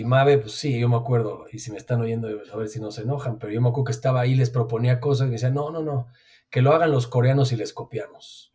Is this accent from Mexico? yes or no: yes; Mexico; somos mexicanos